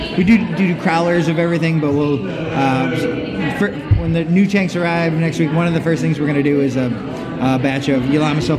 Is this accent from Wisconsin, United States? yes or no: yes; Wisconsin, United States; moved away as an adult; now in Biloxi, United States; I'm from Wisconsin